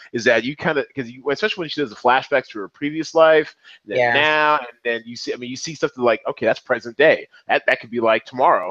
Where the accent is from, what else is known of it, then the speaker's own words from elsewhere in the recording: Seattle, Washington, United States; now in Las Vegas, United States; I'm from Seattle originally